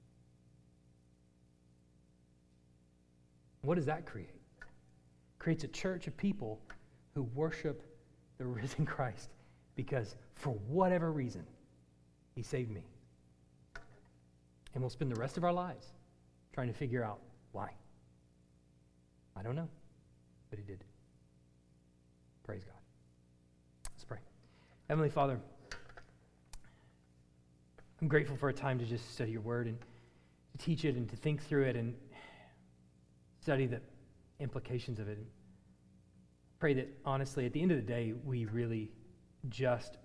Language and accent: English; United States; as Americans